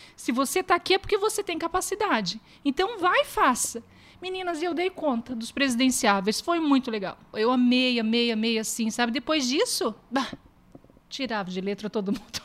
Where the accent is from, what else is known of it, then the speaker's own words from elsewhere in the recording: Ubiratã, Paraná, Brazil; Eu sou de Ubiratã, uma cidadezinha perto daqui, 90 quilômetros daqui